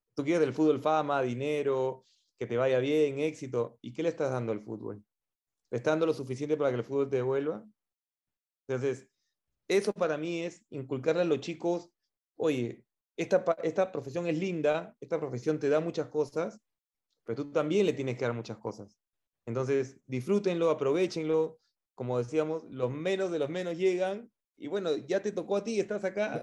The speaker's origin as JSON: {"language": "Spanish", "country": "Peru"}